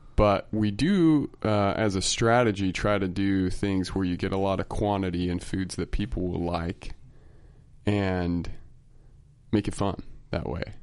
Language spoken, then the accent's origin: English; Utah, United States; I'm from Utah